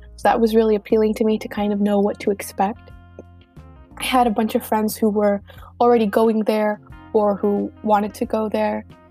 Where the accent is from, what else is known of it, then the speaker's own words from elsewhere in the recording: Miami, Florida, United States; I'm from Miami and I am Cuban